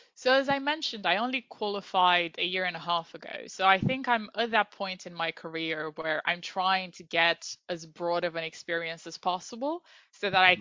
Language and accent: English; Iași, Iași County, Romania; moved away as an adult; also born or lived in London, United Kingdom; now in United Kingdom; I am from Romania, from a city called Iași